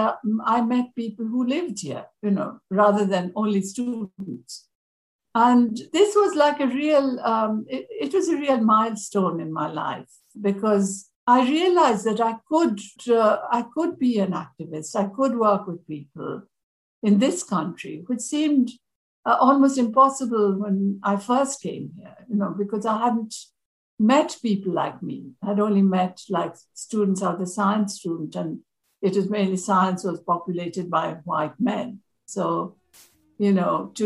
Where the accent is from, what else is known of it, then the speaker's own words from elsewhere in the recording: India; first language Bengali; English is a second language; moved away as an adult; I grew up in India, and I did my first degree there